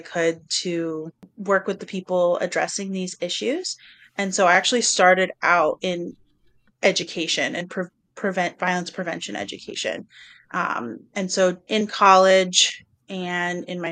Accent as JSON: {"language": "English", "region": "the South", "country": "United States", "tie": "born or raised there", "said": "I grew up in the South"}